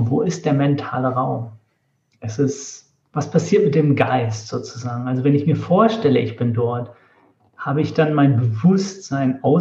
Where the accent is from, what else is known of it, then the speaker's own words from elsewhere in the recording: Northern Germany, Germany; und wir waren es als Norddeutsche. Ich habe mich gar nicht getraut, was zu sagen oder so. Ich dachte, ich klinge dann so fremd.